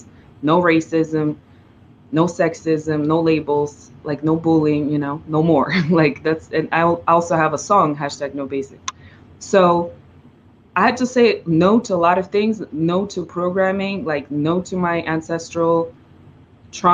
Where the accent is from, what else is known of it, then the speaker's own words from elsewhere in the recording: Russia; first language Russian; English is a second language; moved away as an adult; also born or lived in China / New York; now in Los Angeles, United States; I grew up in Russia